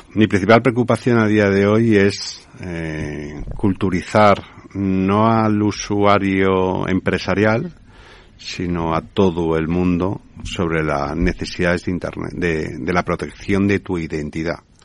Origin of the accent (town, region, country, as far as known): Spain